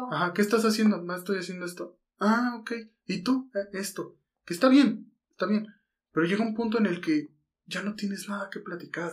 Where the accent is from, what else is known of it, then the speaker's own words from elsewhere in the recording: Mexico City, Mexico; Estamos en Guadalajara. Somos chilangos